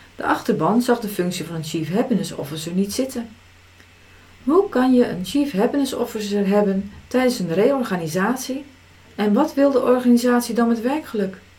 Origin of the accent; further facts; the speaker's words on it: Zeeland, Netherlands; Als nuchtere Zeeuwse